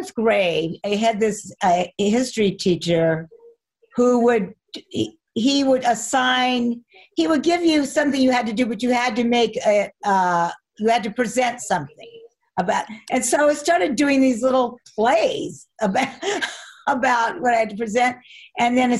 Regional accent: Arcadia, California, United States; also born or lived in Pasadena, California; I grew up in Arcadia

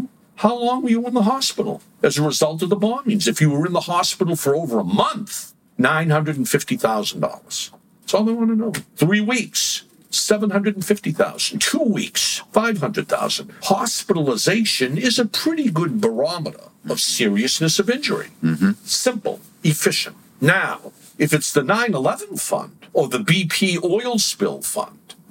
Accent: Massachusetts, United States; I'm from Massachusetts

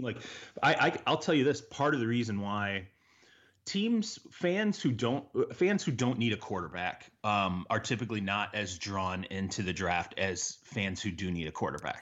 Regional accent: Michigan, United States; I grew up in Michigan

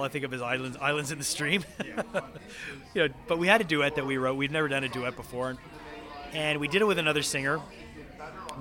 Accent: Montreal, Quebec, Canada; I'm from Montreal

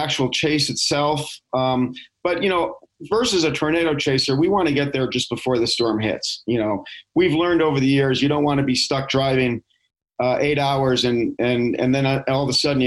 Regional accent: New York, United States; moved away; I grew up in New York, actually, in the suburbs

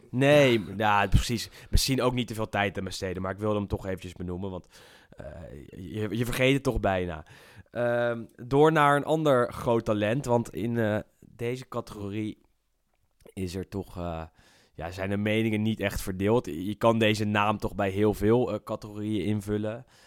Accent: Netherlands; wij als Nederlanders

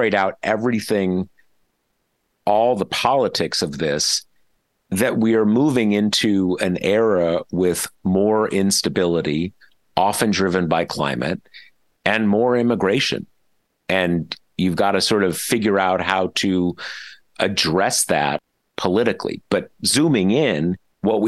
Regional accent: Southern California, United States; I grew up in Southern California

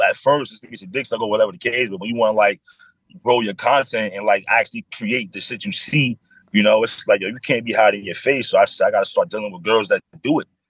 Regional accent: New York City, New York, United States; I grew up in the Bronx, one seven five

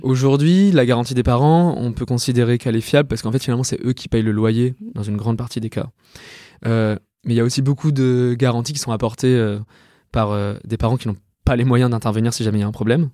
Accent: Lyon, Auvergne-Rhône-Alpes, France; moved away as an adult; also born or lived in Yvelines; je viens de Lyon. J'ai fait euh, toute ma scolarité à Lyon jusqu'à ma prépa

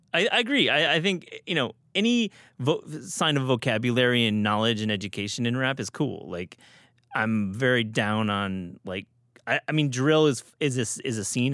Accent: Michigan, United States; I'm from Michigan

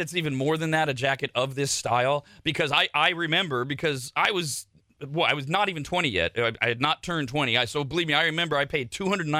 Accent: Bay Area, California, United States; moved away; also born or lived in Sacramento; I'm from the Gay Area originally.

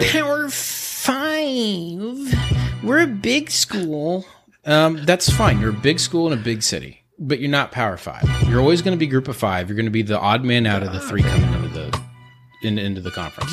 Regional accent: Houston, Texas, United States; I'm from Houston

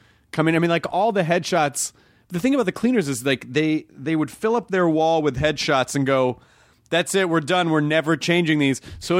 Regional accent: Memphis, Tennessee, United States; Memphis, Tennessee.

